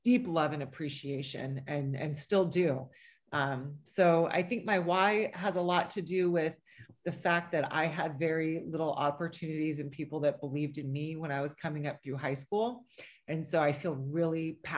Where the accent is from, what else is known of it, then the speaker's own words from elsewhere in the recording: San Diego, California, United States; I was bused from North Park to the Mira Mesa Scripps Ranch area